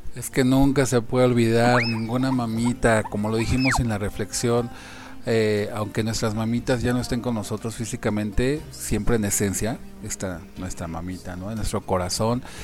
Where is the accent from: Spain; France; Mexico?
Mexico; los, los mexicanos